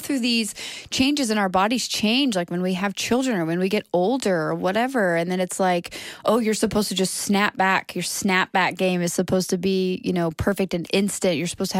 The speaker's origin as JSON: {"language": "English", "town": "Brooklyn", "region": "New York", "country": "United States", "said": "I'm from Brooklyn."}